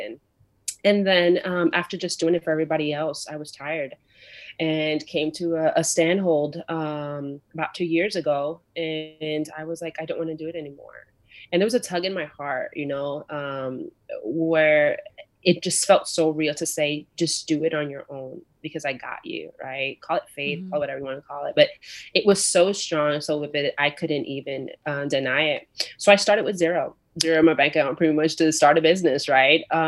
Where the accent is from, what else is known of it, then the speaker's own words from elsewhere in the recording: New York, United States; moved away as an adult; I grew up in a very tough situation in New York. I'm from New York originally